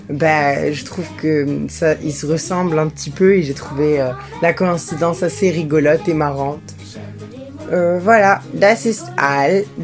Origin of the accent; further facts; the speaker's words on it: Morocco; German is a second language; ich bin äh, 16 Jahre alt, ich komme aus Marokko, ich wohne in Mohamedia.